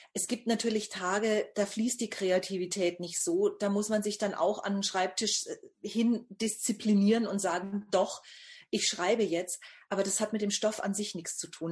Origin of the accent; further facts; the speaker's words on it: Bamberg, Bavaria, Germany; Ich bin geboren in Bamberg. Das liegt also in Nordbayern bzw. Oberfranken